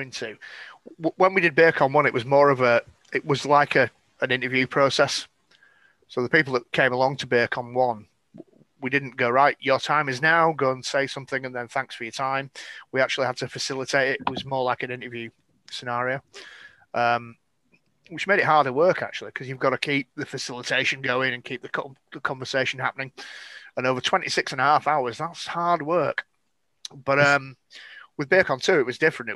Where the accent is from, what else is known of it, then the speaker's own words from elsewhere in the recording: Scotland, United Kingdom; I'm Scottish.